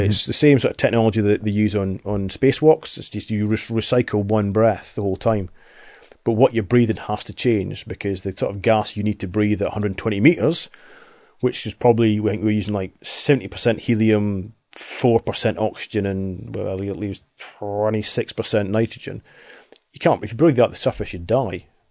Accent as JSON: {"language": "English", "area": "Highlands, Aberdeen", "region": "Scotland", "country": "United Kingdom", "tie": "born or raised there", "said": "when I was twelve, we moved in from the Highlands, moved into Aberdeen"}